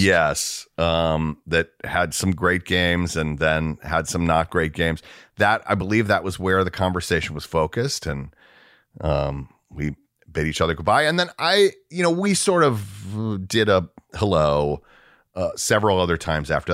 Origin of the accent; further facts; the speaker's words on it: Atlanta, Georgia, United States; moved away as an adult; also born or lived in Dallas / Minneapolis; now in Los Angeles, United States; I grew up in Atlanta, so that was my ho, I mean, I was born, raised, w, through high school.